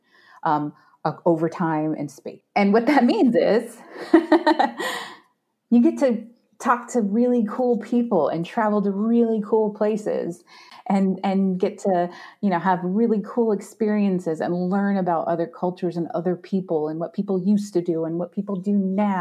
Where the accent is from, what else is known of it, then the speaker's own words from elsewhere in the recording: Arizona, United States; also born or lived in Washington State; I'm from Arizona and it's 120 degrees in the shade in the summertime